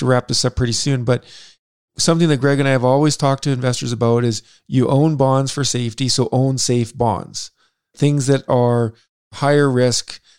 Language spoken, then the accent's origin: English; Saskatchewan, Canada; 2 people from Saskatchewan